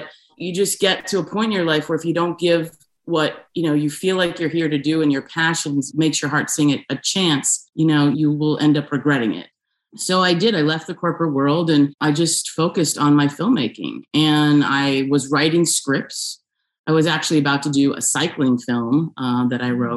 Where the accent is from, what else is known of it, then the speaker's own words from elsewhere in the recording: outside New York City, United States; moved away as an adult; also born or lived in Buffalo, New York / Rochester, New York / Los Angeles, California; now in California, United States; I was born right outside of New York City and grew up there, went to school in upstate New York in Buffalo and Rochester